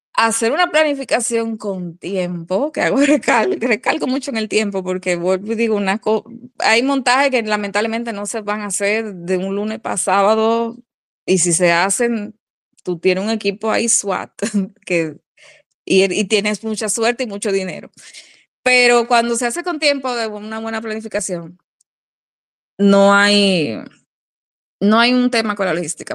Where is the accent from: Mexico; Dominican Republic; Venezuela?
Dominican Republic; uno mismo como dominicano